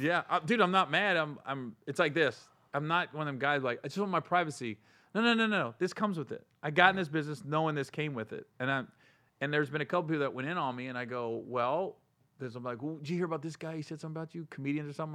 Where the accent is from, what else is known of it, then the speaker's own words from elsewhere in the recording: Cincinnati, Ohio, United States; Cincinnati. I'm from Cin-, I'm not from Cleveland.